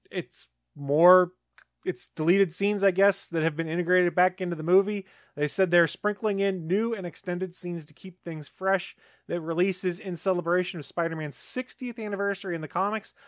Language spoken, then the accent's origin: English; South Carolina, United States; I'm from South Carolina